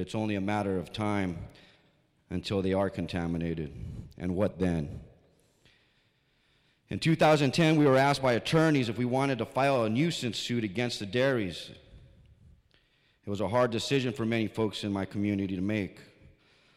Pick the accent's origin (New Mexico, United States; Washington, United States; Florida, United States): New Mexico, United States; Mesquite; I'm from Mezquite, Nuevo Mexico